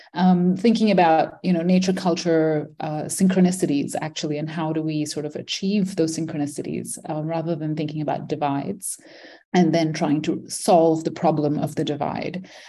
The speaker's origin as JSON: {"language": "English", "country": "Malaysia", "tie": "born or raised there", "also_born_or_lived": "India / Manipal, India / Philadelphia, United States", "moved": "as an adult", "said": "I grew up in Malaysia, born in India, grew up in Malaysia, um, spent all my childhood there"}